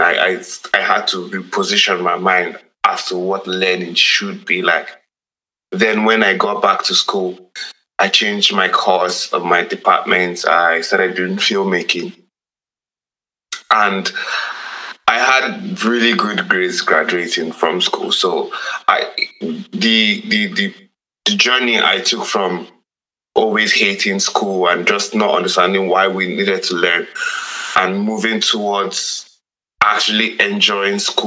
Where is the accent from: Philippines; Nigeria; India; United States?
Nigeria; as a Nigerian